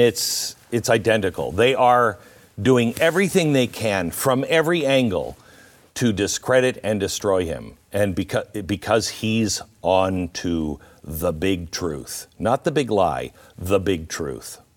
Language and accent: English; Pacific Northwest, United States; I grew up in the Pacific Northwest